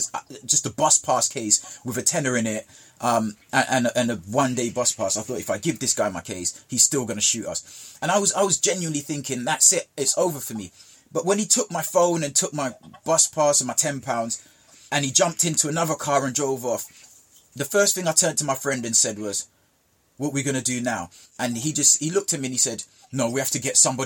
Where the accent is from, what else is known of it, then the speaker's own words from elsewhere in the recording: Jamaica; where I grew up in Jamaica